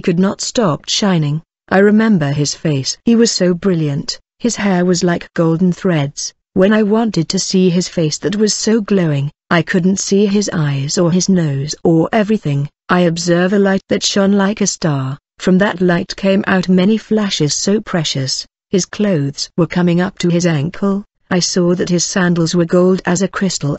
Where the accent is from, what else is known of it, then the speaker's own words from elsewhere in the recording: Mexico; I'm from Mexico